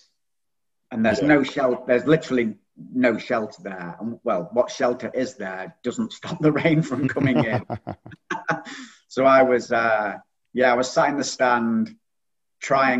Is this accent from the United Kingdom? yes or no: yes; Stockport, North West England, United Kingdom; accent: northern; moved away as an adult; also born or lived in Macclesfield; now in Hastings, United Kingdom; you might be able to tell from the accent, I'm from the north. So I was born in Stockport and I've been living in Macclesfield for about 15 years.